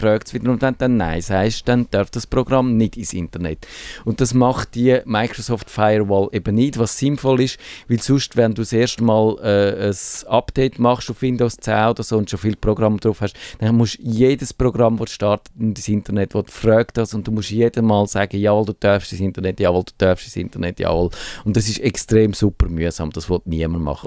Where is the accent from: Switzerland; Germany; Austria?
Switzerland; wir als Schweizer